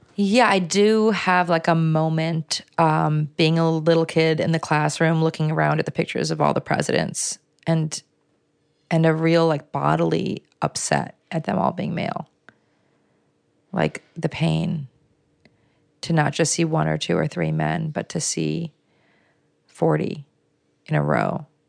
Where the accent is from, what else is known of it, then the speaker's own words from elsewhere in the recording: Chicago, Illinois, United States; I was born in, um, a neighborhood called Lake Meadows, um, which was also right there by Mercy Hospital, by Michael Reese Hospital. My dad worked there. Um, and so, yeah, we lived in these apartment buildings in that neighborhood